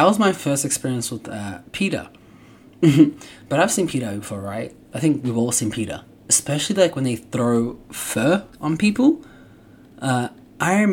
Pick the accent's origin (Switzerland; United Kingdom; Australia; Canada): Australia; now in United States; I grew up in Australia